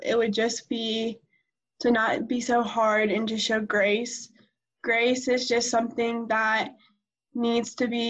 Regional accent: Virginia, United States; now in Harrisburg, United States; I was born in Virginia, but I currently live right outside of Charlotte in Harrisburg

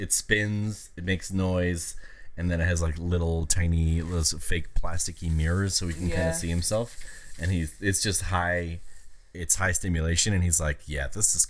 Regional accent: Cleveland, Ohio, United States; I'm from Cleveland.

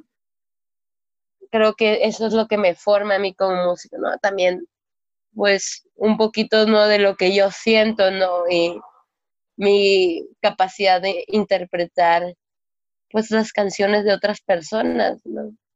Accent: Culiacancito, Sinaloa, Mexico; soy oriunda de Culiacancito

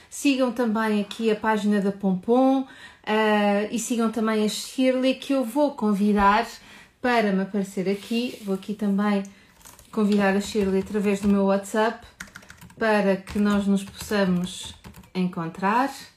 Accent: Portugal; accent: Portuguese; o meu sotaque é português, não é? Eu estou deste lado do oceano

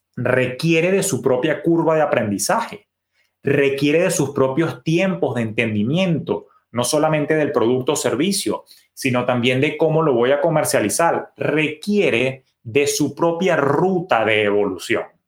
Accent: Venezuela; mi papá, que era oriundo del oriente, de mi país natal, Venezuela, de Maturín

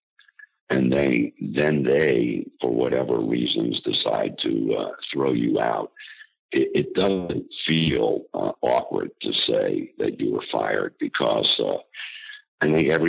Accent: Scarsdale, New York, United States; I grew up in Scarsdale, which is, as you know, here in New York

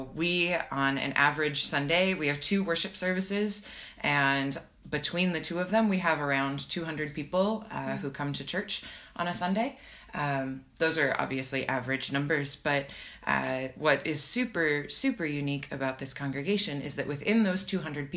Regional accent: Nebraska, United States; moved away as an adult; also born or lived in Minnesota / Mexico / Philadelphia; now in Berlin, Germany; I'm from Nebraska originally, and then I moved to Minnesota in college

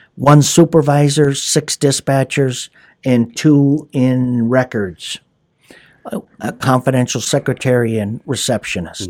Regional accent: Hayward, Wisconsin, United States; I, uh, was born and raised in Hayward

